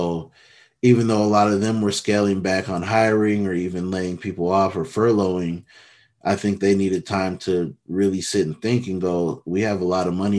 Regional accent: Minneapolis, Minnesota, United States; I'm from the Twin Cities, Minneapolis, to be specific. I've lived all over, but, grew up in Minneapolis.

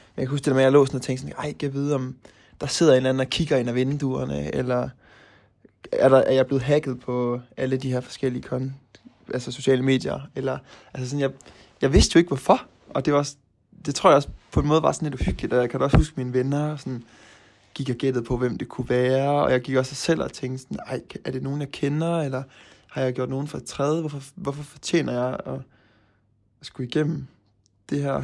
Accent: Aarhus, Central Denmark Region, Denmark; moved away as an adult; now in Norway; nu kommer jeg jo fra Aarhus

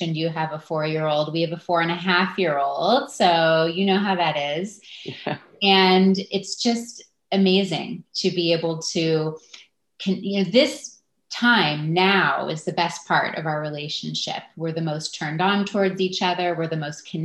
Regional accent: Los Angeles, California, United States; moved away as an adult; also born or lived in Santa Barbara; now in San Francisco, United States; I grew up in Los Angeles, so I have not been too far from San Francisco

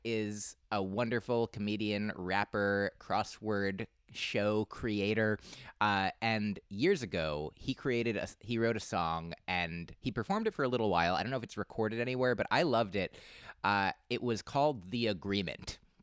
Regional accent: New Jersey, United States; two oh one 'cause I grew up in New Jersey

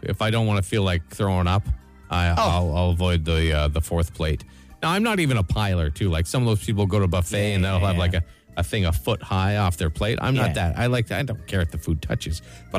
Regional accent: Brampton, Ontario, Canada; I grew up in the thriving metropolis of Brampton, Ontario.

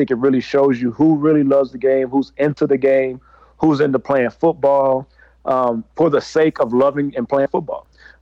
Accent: Mahare, Texas, United States; moved away; Mahare, my hometown, Mahare, Texas

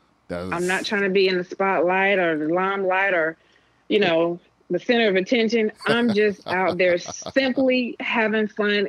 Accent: Fayetteville, North Carolina, United States; moved away as an adult; now in Georgia, United States; I'm born and raised in Fayetteville, North Carolina.

